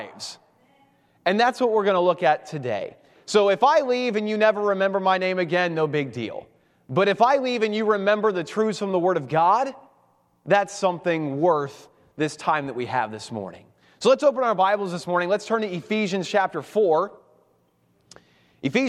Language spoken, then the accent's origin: English; Cincinnati, Ohio, United States; moved away as an adult; now in Baltimore, United States; I am originally from Cincinnati, Ohio